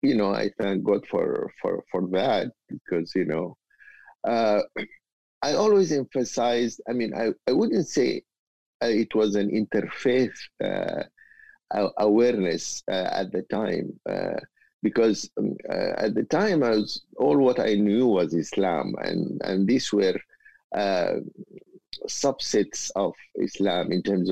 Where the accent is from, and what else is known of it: Umm Ruwaba, North Kordofan, Sudan; born or raised there